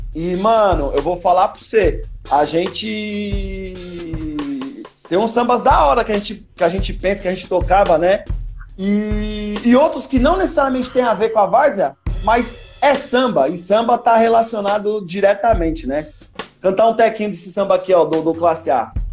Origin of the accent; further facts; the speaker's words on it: Primavera, São Paulo, Brazil; Eu sou do Primavera mesmo. É, quando nós era mais novo, no Primavera, tinha lá o Larguinho